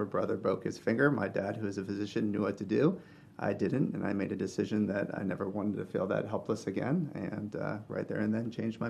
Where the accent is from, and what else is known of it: Gainesville, Florida, United States; born or raised there